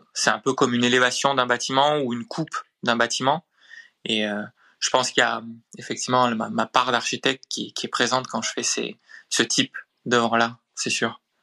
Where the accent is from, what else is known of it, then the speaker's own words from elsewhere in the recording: Montpellier, Occitania, France; Je suis de Montpellier.